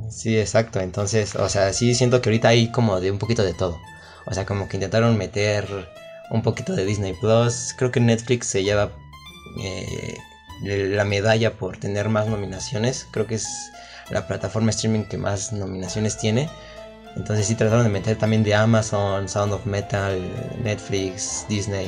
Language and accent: Spanish; Mexico; soy mexicano